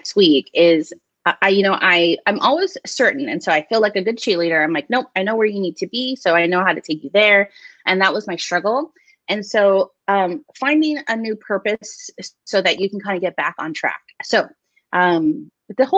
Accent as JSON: {"language": "English", "region": "Hawaii", "country": "United States", "said": "I'm from Hawaii"}